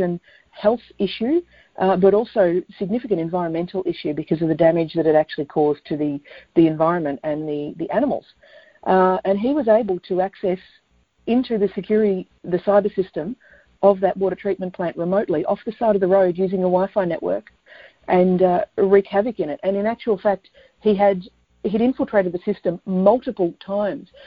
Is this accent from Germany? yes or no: no; Australia; also born or lived in Melbourne, Victoria; I'm in Melbourne, Australia